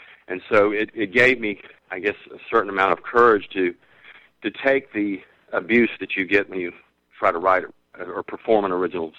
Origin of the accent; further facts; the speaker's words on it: Savannah, Georgia, United States; I jokingly refer to him as the other songwriter from Savannah, Georgia.